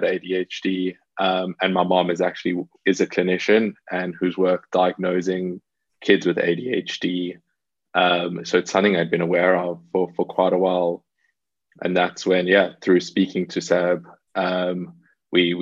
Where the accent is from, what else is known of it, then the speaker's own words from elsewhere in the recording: South Africa; moved away as an adult; now in London, United Kingdom; I was actually born and raised in South Africa, and lived there until I was around 18 years old, then moved to London to come to uni.